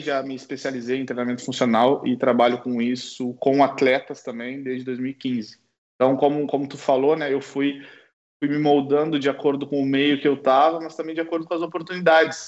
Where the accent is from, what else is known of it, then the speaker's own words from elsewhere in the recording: South Region, Brazil; moved away as an adult; also born or lived in Porto, Portugal / Ukraine / England / France; now in Germany; a gente por ser do, do, sul do Brasil, a gente já tem, né, já é familiarizado com o frio